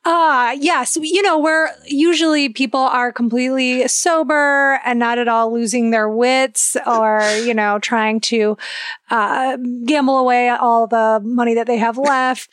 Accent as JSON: {"language": "English", "region": "Ohio", "country": "United States", "said": "I'm from Ohio"}